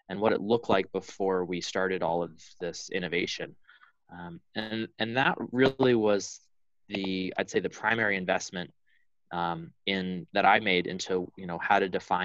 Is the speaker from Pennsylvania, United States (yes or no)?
yes; Allentown, Pennsylvania, United States; I grew up in Pennsylvania, on the eastern side of the state, in Allentown